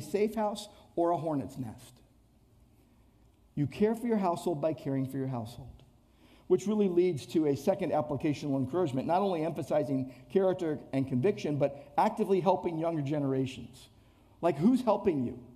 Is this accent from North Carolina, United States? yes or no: no; Downey, California, United States; also born or lived in Irvine; growing up in Downey